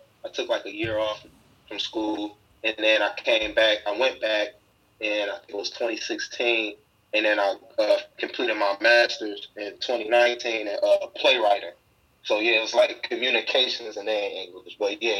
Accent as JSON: {"language": "English", "town": "Cleveland", "region": "Ohio", "country": "United States", "tie": "born or raised there", "moved": "as an adult", "lives_now": "Los Angeles, United States", "said": "Cleveland born and raised. I grew up in the Huff neighborhood my whole life, pretty much. I moved over there when I was 4. I didn't leave until I moved to L.A., so I'm definitely Cleveland through and through."}